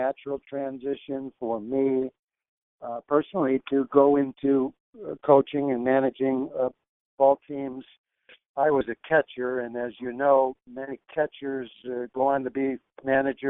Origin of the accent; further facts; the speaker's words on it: Detroit, Michigan, United States; I grew up in Detroit, one of 13 children.